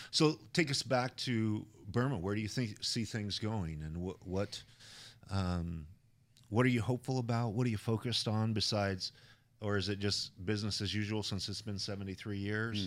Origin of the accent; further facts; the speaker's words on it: Idaho, United States; I come from Idaho, guns are a part of life.